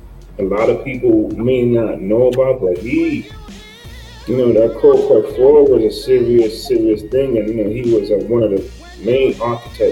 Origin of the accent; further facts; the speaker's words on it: New York City, New York, United States; I was born in the Bronx